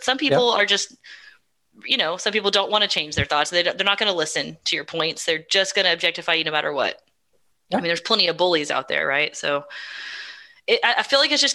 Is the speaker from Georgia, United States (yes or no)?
no; Texas, United States; I'm from Texas